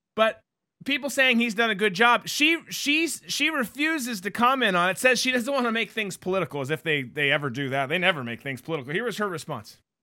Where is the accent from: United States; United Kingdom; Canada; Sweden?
United States; Florida; I'm from Florida